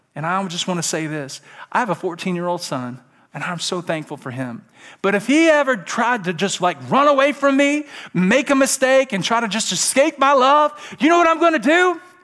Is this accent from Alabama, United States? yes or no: yes; Alabama, United States; I'm from Alabama.